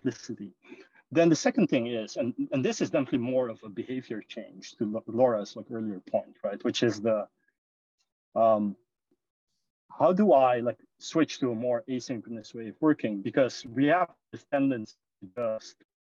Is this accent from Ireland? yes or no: no; Suriname; moved away as an adult; also born or lived in Netherlands / London, United Kingdom; now in San Francisco, United States; I was born and raised in this tiny country called Suriname